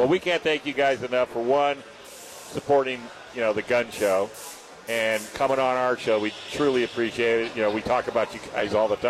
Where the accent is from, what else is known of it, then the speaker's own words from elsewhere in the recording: Vallejo, California, United States; I'm from Vallejo.